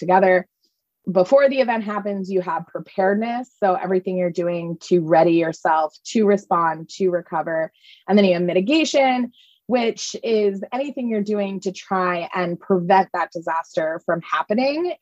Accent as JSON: {"language": "English", "region": "East Coast", "country": "United States", "tie": "born or raised there", "also_born_or_lived": "New Orleans", "moved": "as an adult", "said": "I grew up on the East Coast"}